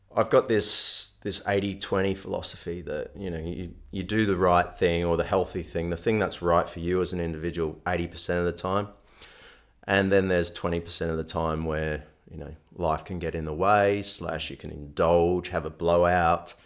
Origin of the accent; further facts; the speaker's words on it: Melbourne, Victoria, Australia; moved away as an adult; now in Western Australia, Australia; growing up in Melbourne